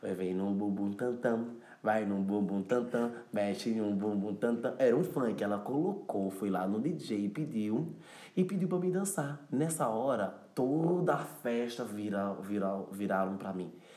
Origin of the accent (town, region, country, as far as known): Cabrobó, Pernambuco, Brazil; born or raised there; accent: nordestino; also born or lived in São Paulo, Brazil; now in Lisbon, Portugal